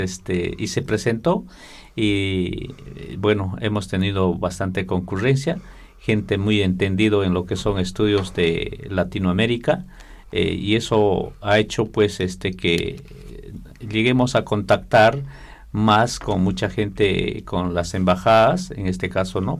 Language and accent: Spanish; Peru; desde Perú eh, los textiles de, de mi cultura